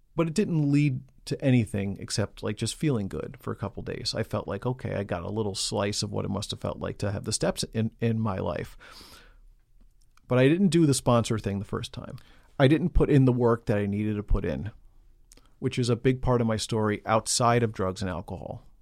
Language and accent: English; New York City, New York, United States; I grew up in Queens, New York.